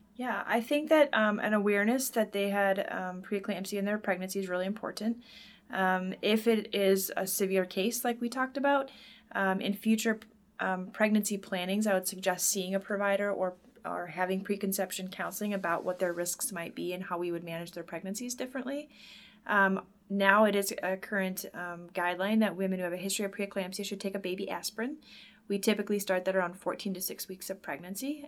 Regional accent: Wisconsin, United States; moved away as an adult; also born or lived in Minnesota; I'm originally from Wisconsin, and I lived here th, uh, through high school

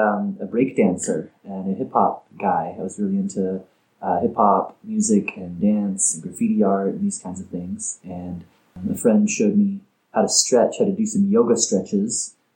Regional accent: Oregon, United States; also born or lived in Portland, Oregon; I grew up in Oregon. Small town in Oregon. Lived in Portland a long time

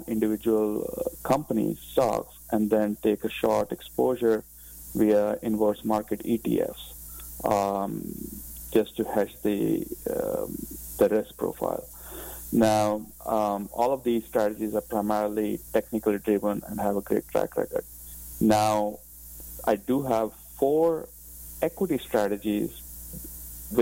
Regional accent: India; moved away as an adult; also born or lived in United Kingdom; now in United States; I grew up in India, but have been living in the U.S. for the past 20 years.

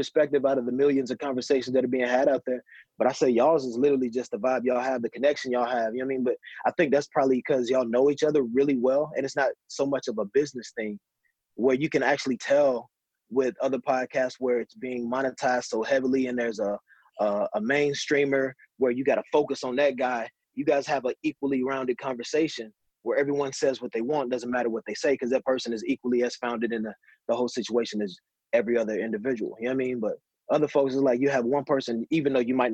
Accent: Mississippi, United States; also born or lived in California; now in Florida, United States; So I'm from Mississippi.

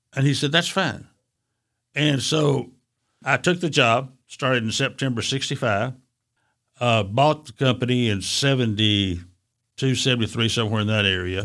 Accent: Chattanooga, Tennessee, United States; I was born and raised in Avondale community.

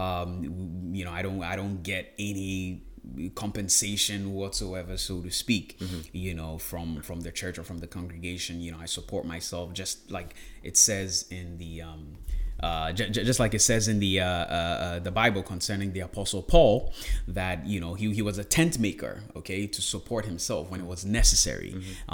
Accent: Ghana; moved away as an adult; also born or lived in Smithfield, Rhode Island, United States; now in United States; born and raised in Ghana

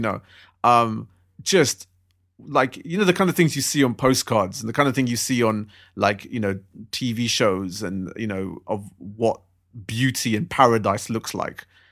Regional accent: London, United Kingdom; I'm a Londoner. I've grown up in London. I'm born and raised here

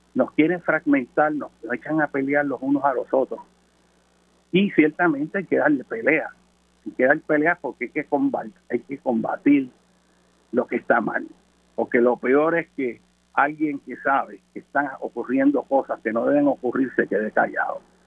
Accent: Puerto Rico; yo hablo como puertorriqueño

